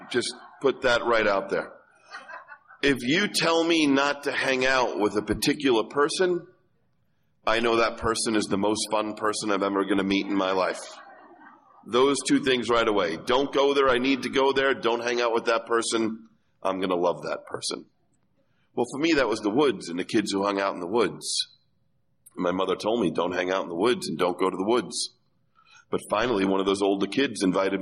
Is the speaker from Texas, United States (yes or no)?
no; New York, United States; I'm a kid from Irish Catholic New York who went to public school